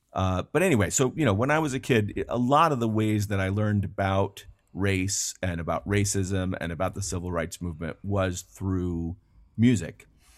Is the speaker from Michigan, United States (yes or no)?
yes; Ann Arbor, Michigan, United States; And I grew up in the Midwest in Ann Arbor, Michigan